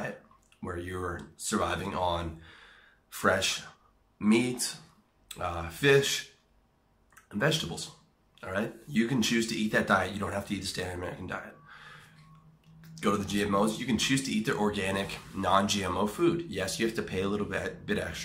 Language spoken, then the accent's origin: English; Canada; I'm a Canadian